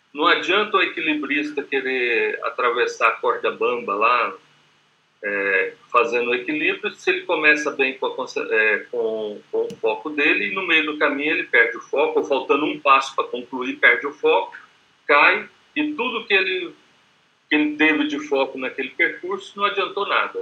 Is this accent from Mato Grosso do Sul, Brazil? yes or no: yes; Campo Grande, Mato Grosso do Sul, Brazil; o prefixo aqui é 67, que eu sou de Campo Grande, Mato Grosso do Sul